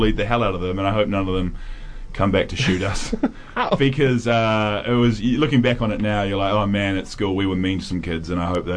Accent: Nelson, New Zealand; I was from Nelson, New Zealand

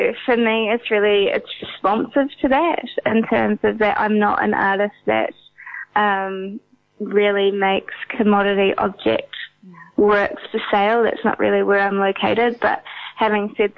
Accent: Auckland, New Zealand; also born or lived in India; I'm from Auckland, New Zealand originally, but I am on a residency in Bangkok at the moment.

